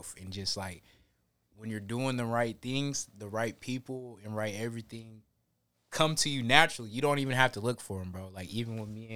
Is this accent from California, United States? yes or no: no; Washington, United States; We're both from Washington